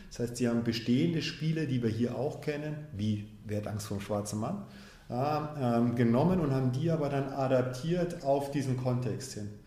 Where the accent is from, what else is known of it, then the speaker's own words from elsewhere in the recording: Munich, Bavaria, Germany; also born or lived in Tanzania; Ich bin selbst in München auch geboren. In, als ich fünf war, sind meine Eltern nach Tansania. Als ich zwölf war, haben sie sich getrennt. Meine Mutter, meine Schwester und ich sind wiederum zurück nach München.